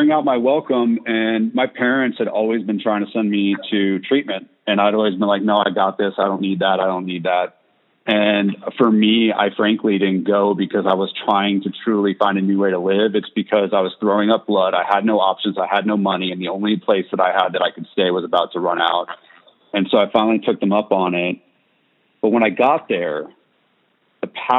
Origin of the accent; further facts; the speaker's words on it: California, United States; moved away; also born or lived in Tennessee; I'm from California. I say dude all the time